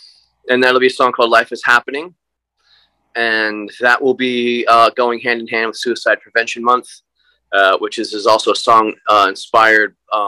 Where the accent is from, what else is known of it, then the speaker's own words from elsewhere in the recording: the South, United States; I'm from the South